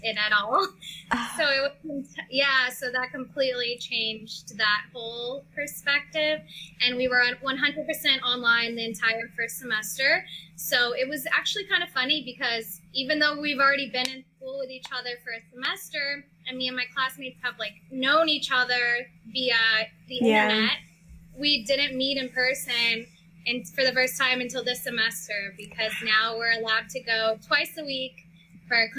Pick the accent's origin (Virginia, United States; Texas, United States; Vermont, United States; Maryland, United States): Texas, United States; San Antonio; I'm from Texas. I'm from San Antonio, actually